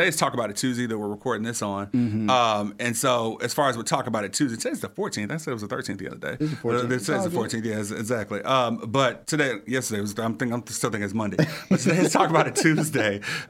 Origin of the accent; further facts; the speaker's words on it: Little Rock, Arkansas, United States; now in Memphis, United States; I'm originally from Little Rock. I'm not an original Memphian.